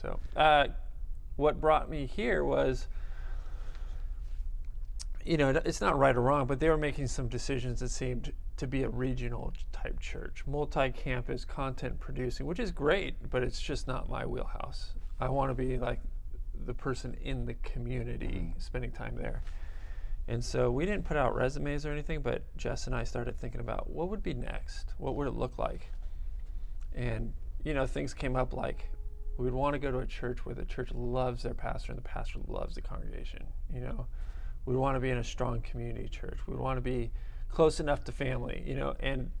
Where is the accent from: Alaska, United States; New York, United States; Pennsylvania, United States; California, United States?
California, United States; Burbank; In Burbank.